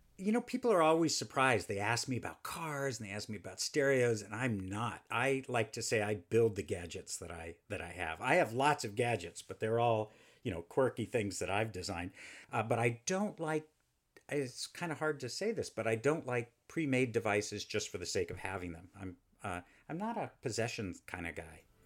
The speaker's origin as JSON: {"language": "English", "town": "Houston", "region": "Texas", "country": "United States", "tie": "born or raised there", "said": "I grew up in Houston, Texas"}